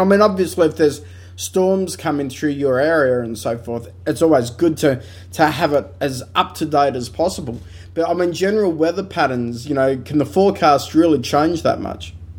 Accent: Australia; we're very Australian

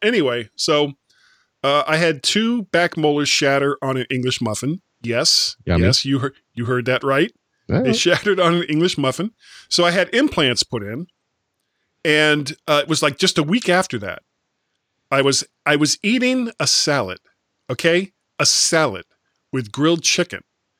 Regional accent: Florida, United States; But, you know, I am a blonde from Florida, so...

